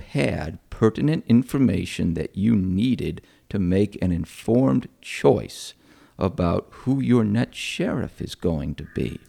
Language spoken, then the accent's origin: English; Rochester, New York, United States; moved away; I'm actually from upstate New York. I'm from Rochester.